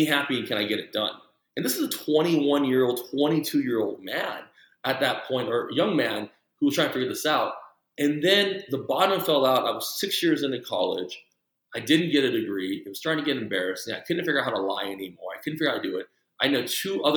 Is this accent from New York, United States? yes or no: no; El Paso, Texas, United States; first language Mandarin; also born or lived in Taipei, Taiwan; I grew up in El Paso, where it was 80% Hispanic